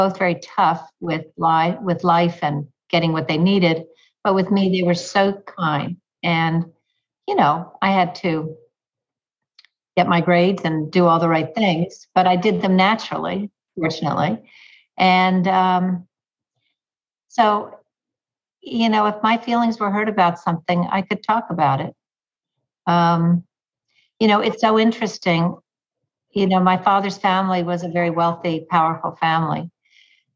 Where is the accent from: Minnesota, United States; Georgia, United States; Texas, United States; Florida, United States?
Texas, United States; moved away as an adult; now in New York, United States; I grew up in Texas. And since my husband and I have moved to New York